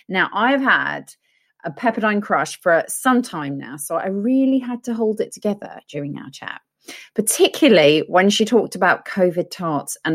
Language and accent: English; England, United Kingdom; well, British. I am English rose.